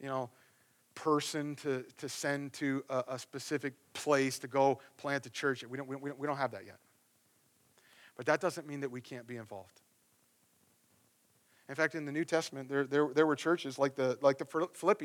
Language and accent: English; the Bible Belt, United States; moved away as an adult; now in East Coast, United States; where I grew up out in the Bible Belt, out in the cornfields where everybody goes to church